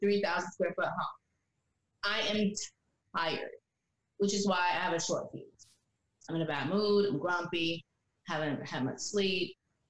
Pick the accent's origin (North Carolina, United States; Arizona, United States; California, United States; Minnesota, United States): North Carolina, United States; I'm from North Carolina.